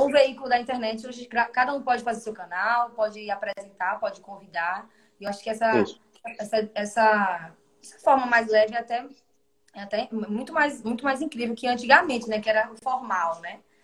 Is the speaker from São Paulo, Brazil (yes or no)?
no; Maceió, Alagoas, Brazil; also born or lived in Jaboatão dos Guararapes, Pernambuco; eu nasci em Jaboatão dos Guararapes, né, em Pernambuco, mas muito novinha fui para Maceió, então a minha vida toda foi em Alagoas.